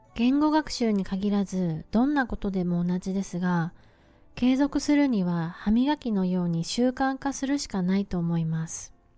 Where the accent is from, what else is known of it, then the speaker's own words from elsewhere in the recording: Japan; first language Japanese; 私は日本人で、日本語を勉強したことはないのですが、長年英語を勉強してきました